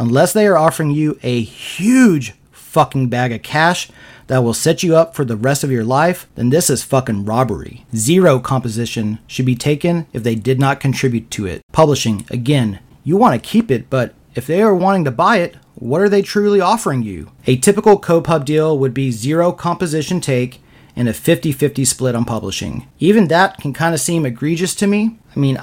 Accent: Austin, Texas, United States; I was born and raised in Austin, Texas, so I grew up surrounded by the most creative people on the planet

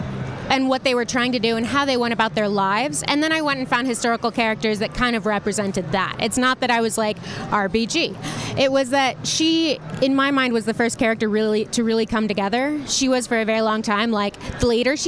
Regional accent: San Francisco, California, United States; I come from San Francisco in the Bay Area

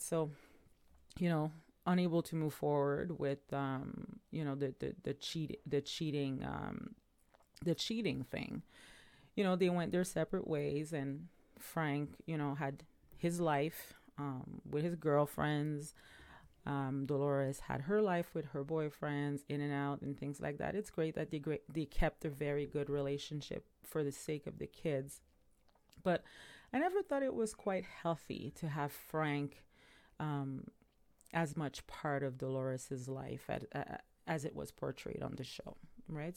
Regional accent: Montreal, Quebec, Canada; now in Ontario, Canada; my hometown, which is Montreal

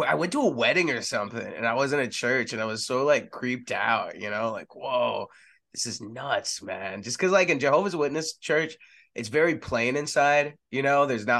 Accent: Texas, United States; also born or lived in San Antonio / Austin / Dallas; I grew up in Texas. I was born in San Antonio

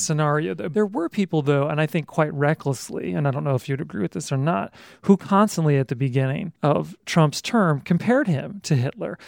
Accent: Utah, United States; moved away; also born or lived in Toronto / Berlin / New York; I'm from Utah, which is absolutely part of the heartland

